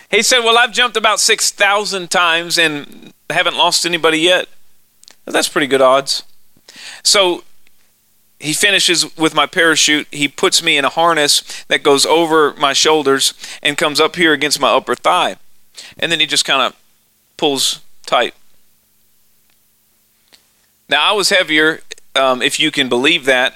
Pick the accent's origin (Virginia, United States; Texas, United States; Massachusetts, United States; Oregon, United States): Texas, United States; Austin; accent: hick from Texas; moved away; I'm really from Austin, Texas, and it's a liberal town